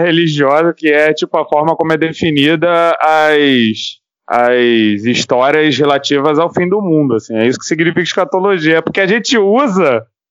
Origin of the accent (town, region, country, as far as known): Rio de Janeiro, Brazil